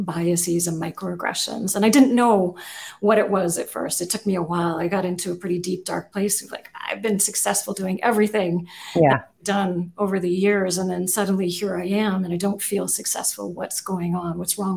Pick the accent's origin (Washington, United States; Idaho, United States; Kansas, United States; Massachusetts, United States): Washington, United States; Seattle; also born or lived in Geyserville, California; I grew up mostly in Seattle